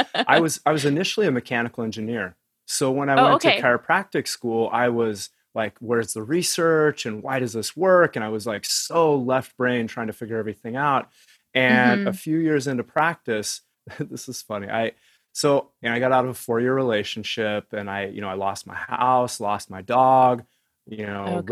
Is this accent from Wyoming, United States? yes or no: yes; Wyoming, United States; I grew up in Wyoming